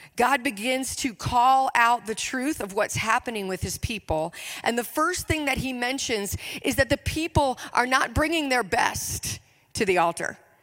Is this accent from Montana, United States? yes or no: no; Richmond, Virginia, United States; I am from Richmond, Virginia.